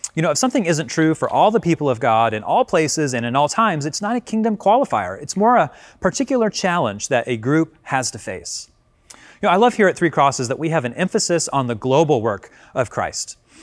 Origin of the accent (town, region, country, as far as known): United States